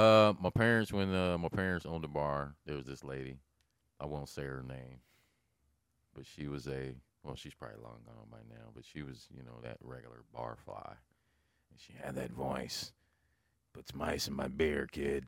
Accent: Lincoln, Nebraska, United States; Growing up in Lincoln, over on like, between twenty-first and really twentieth, probably about twenty-third Street.

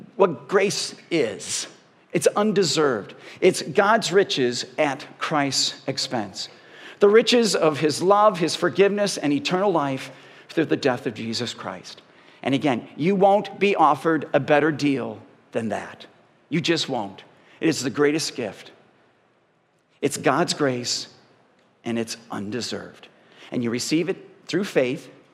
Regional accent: Parma, Ohio, United States; I grew up in Parma.

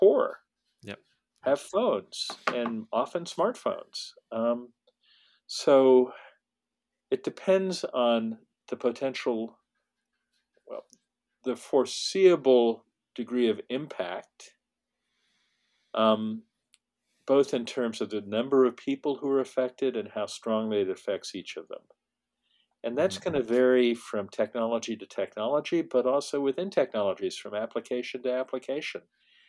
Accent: California, United States; I'm a Californian

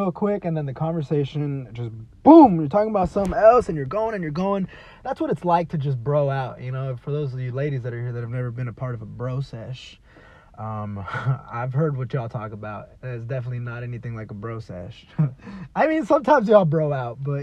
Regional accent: Texas, United States; moved away; also born or lived in California; I'm a Texan

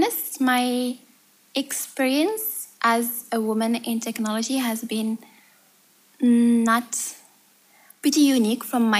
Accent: Morocco; I'm from Morocco.

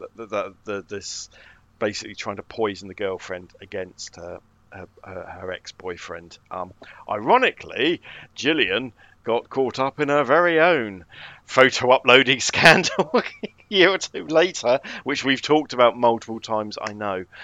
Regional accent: United Kingdom

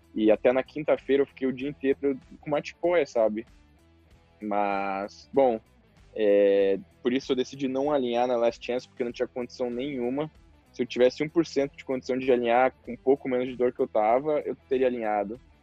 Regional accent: the South, South Brazil, Brazil; eu sou do sul, lá chove muito

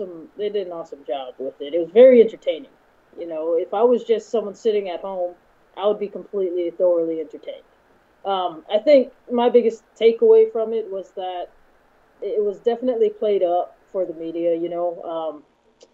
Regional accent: Hawaii, United States; moved away as an adult; also born or lived in Oklahoma; now in California, United States; Born and raised in Hawaii. Spent most of my life there. I only left because I joined the military when I was 18.

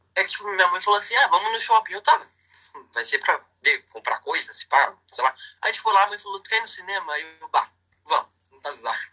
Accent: Porto Alegre, Rio Grande do Sul, Brazil; Eu sou de Porto Alegre.

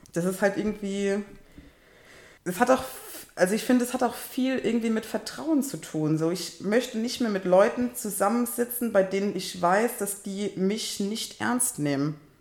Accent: Kaiserslautern, Rhineland-Palatinate, Germany; ich komme aus Kaiserslautern

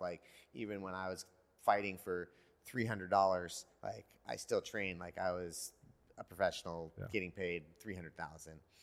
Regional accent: Petaluma, California, United States; now in Carlsbad, United States; I had a coach in Petaluma where I grew up in Northern California

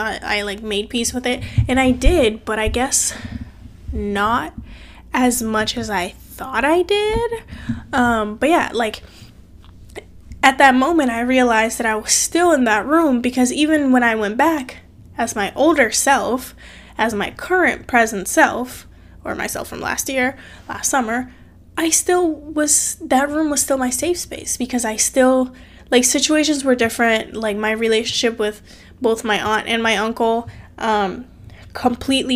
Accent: Cape Verde; now in United States; I'm from a different country. I'm from Cape Verde, small country made up of 10 islands on the west coast of Africa. And so my mom moved from Cape Verde to America when I was 8. And because she moved, I had to live with my aunt and uncle

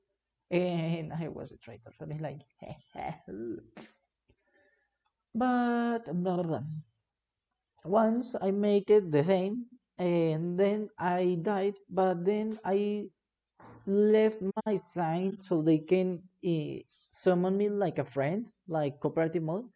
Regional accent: Mexico; English is a second language; I'm from Mexico. I'm Mexican.

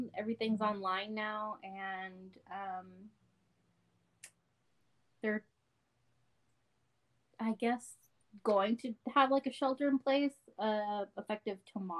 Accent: Odessa, Texas, United States; I was raised in Odessa, currently live in Odessa, and I am in nursing school.

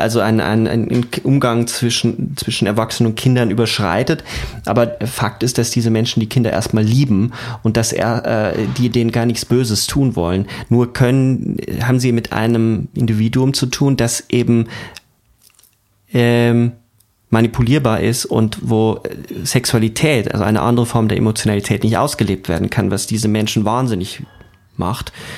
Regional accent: Germany; bei uns in Deutschland

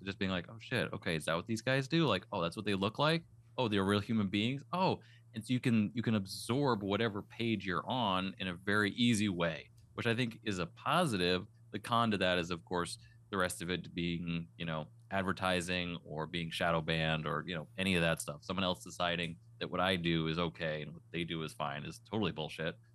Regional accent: East Coast, United States; also born or lived in Western Massachusetts / Las Vegas; now in New Hampshire, United States; I was born in the East Coast. I grew up in the snow and the cold

